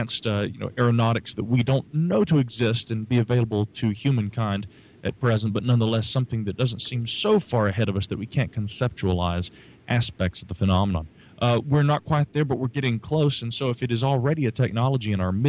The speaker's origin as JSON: {"language": "English", "town": "Asheville", "region": "North Carolina", "country": "United States", "said": "That is correct. Yeah, I am from Asheville, the sweet sunny south down here."}